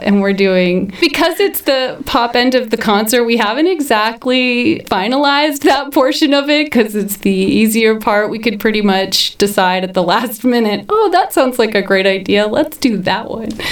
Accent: Brown County, Indiana, United States; It was kind of obvious I was from Brown County

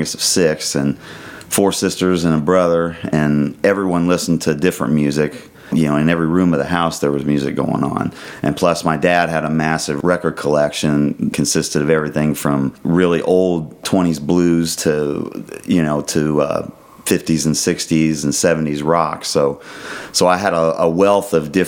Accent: Indianapolis, Indiana, United States; moved away as an adult; now in Brown County, United States; Originally from the east side of Indianapolis

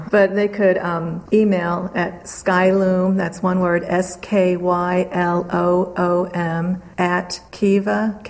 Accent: Nebraska, United States; I am Indian. I'm Winnebago of the Nebraska tribe, and I draw on Native issues, current and past.

